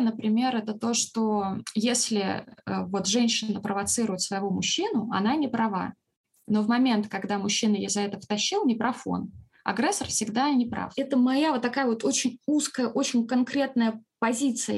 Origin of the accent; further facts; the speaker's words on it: Russia; мы из России